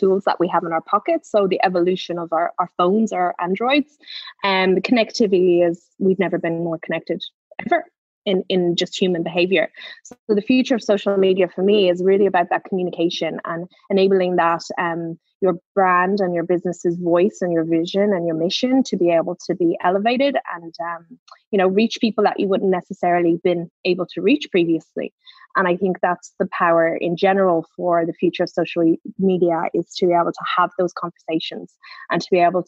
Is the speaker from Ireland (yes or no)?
yes; Ireland; I'm Irish